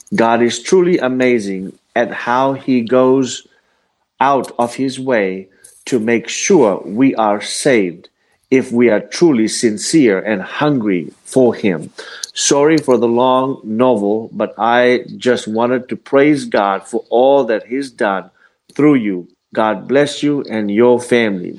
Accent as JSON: {"language": "English", "country": "Fiji", "tie": "born or raised there", "moved": "yes", "said": "I was uh, uh, born and raised in the Fiji Islands, uh, well, in the South Pacific"}